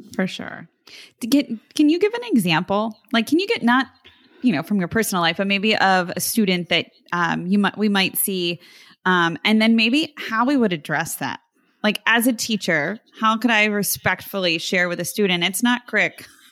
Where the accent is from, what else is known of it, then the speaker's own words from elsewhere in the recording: New Jersey, United States; growing up in South Jersey, I'm thinking of how we said water.